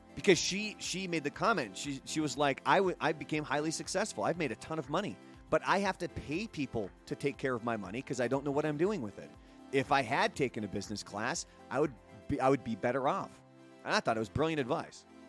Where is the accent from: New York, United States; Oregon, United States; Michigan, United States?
Oregon, United States; Portland; I grew up in Portland, Oregon